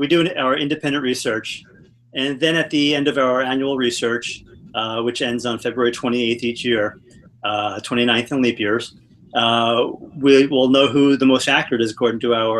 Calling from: Phoenix, Arizona, United States; I'm in Phoenix, Arizona. Pretty exciting times here.

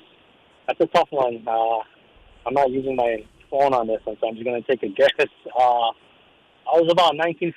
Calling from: Mililani, Hawaii, United States; Calling from Mililani.

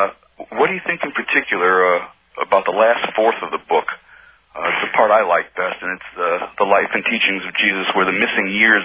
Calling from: Philadelphia, Pennsylvania, United States; Yes, I'm calling from Philadelphia.

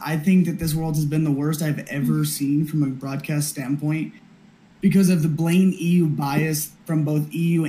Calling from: Colorado Springs, Colorado, United States; I'm calling from Colorado Springs, Colorado.

